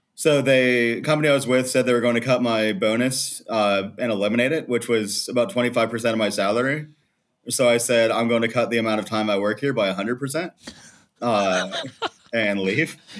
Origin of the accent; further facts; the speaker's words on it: Morgantown, West Virginia, United States; moved away as an adult; also born or lived in North Carolina; now in Croatia; I was born in West Virginia